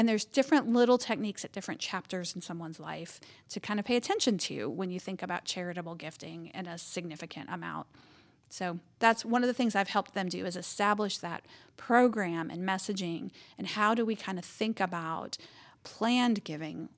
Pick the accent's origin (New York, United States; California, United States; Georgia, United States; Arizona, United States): Georgia, United States; Cleveland; I grew up in Cleveland, Georgia, so in North Georgia, gateway to the mountains.